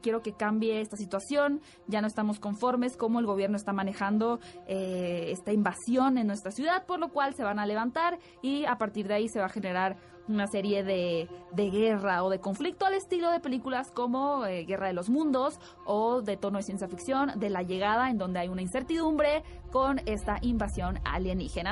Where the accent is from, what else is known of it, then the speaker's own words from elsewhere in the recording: Hermosillo, Sonora, Mexico; moved away; yo veía de niña que en Hermosillo los anuncios en la tele